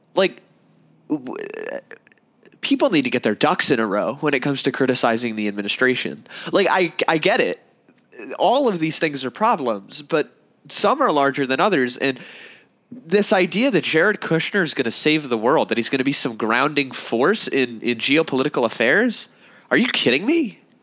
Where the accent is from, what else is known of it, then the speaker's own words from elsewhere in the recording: United States; I'm an American